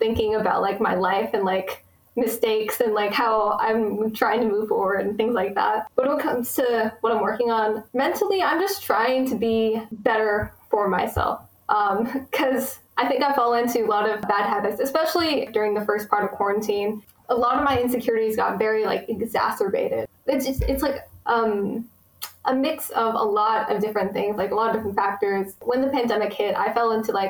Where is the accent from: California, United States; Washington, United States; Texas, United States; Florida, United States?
Texas, United States; I was born in America. I've lived in Texas my whole life, and I've lived in the same town for like 95% of it